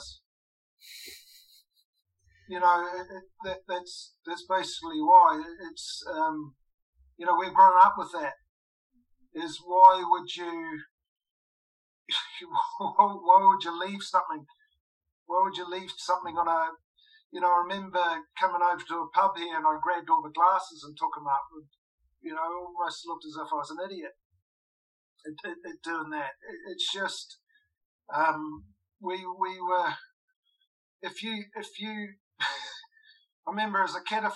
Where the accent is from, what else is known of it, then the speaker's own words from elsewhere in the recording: New Zealand; moved away as an adult; now in England; as a Kiwi